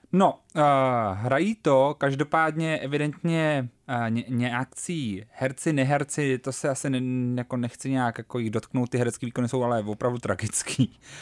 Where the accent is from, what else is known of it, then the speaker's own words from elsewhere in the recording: Prague, Czechia; my rodilí Pražáci